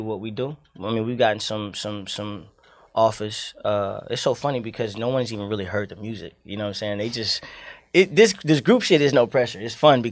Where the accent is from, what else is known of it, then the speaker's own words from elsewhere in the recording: Miami, Florida, United States; now in Atlanta, United States; I was raised in Liberty City for some time